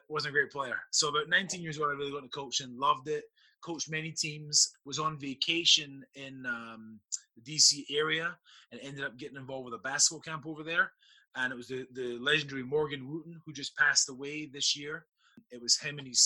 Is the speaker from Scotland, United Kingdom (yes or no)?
yes; Scotland, United Kingdom; now in Virginia, United States; I'm born and raised in Scotland